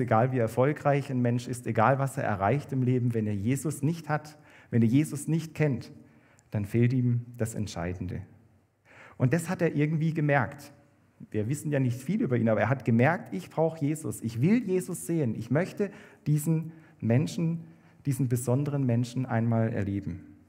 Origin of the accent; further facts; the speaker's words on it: Kaiserstuhl, Baden-Württemberg, Germany; moved away; also born or lived in Bad Liebenzell; Ich komme ja vom Kaiserstuhl an der Grenze zu Frankreich